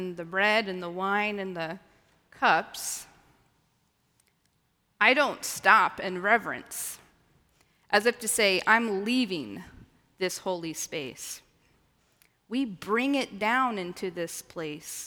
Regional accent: the Ozarks, United States; moved away; I grew up in the Ozarks

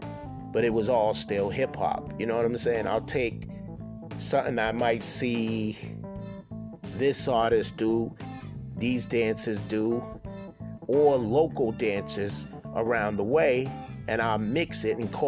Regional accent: Boston, Massachusetts, United States; I'm born and raised here in Boston

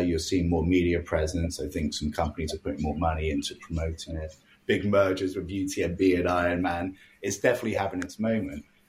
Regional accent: England, United Kingdom; now in Halifax, Canada; growing up in England, I lived in the city

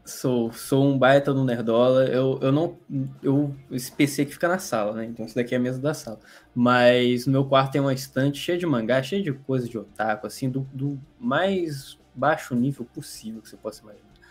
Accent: Rio de Janeiro, Brazil; eu sou de uma cidade do Rio de Janeiro, uma cidade no interior do Rio de Janeiro

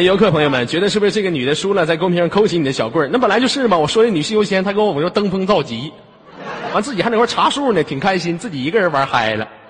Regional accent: Inner Mongolia, China; 我家内蒙古的

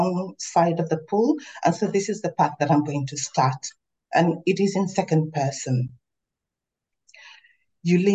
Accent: Tanzania; now in Melbourne, Australia; I am a daughter of the Wajita people of Tanzania

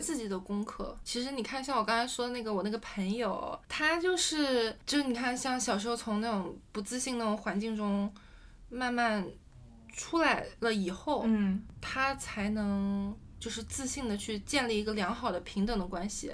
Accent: China; 我是国内长大的孩子

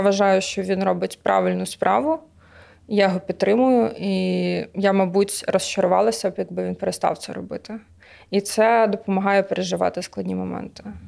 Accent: Lviv, Lviv Oblast, Ukraine; now in Kyiv, Ukraine; Я сама зі Львова.

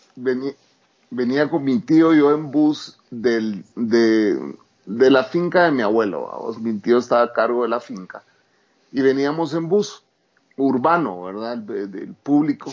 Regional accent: Guatemala; also born or lived in New York; crecimos dentro de comunidades indígenas

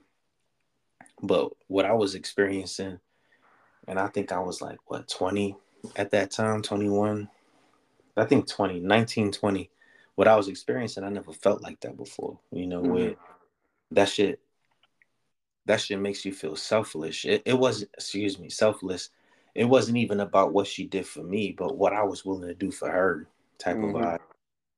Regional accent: New York City, New York, United States; growing up in the Bronx and shit, I lived on the sixth floor

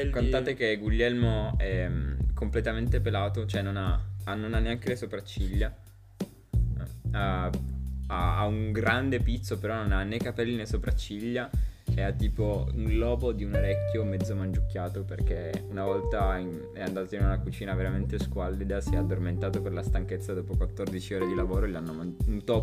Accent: Nuoro, Sardinia, Italy; Vengo da Nuoro.

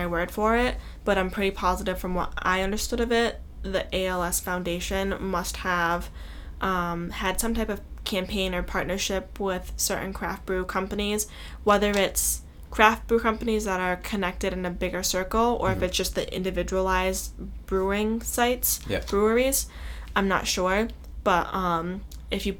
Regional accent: Massachusetts, United States; we're from Mass.

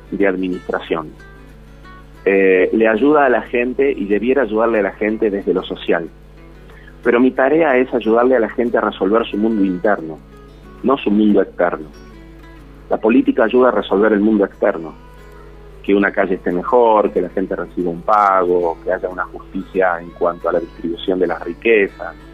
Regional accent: Rosario, Santa Fe, Argentina; now in Córdoba, Argentina; Soy rosarino. Claro.

